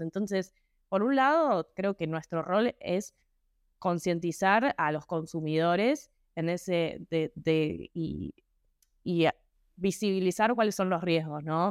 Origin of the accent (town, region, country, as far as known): Argentina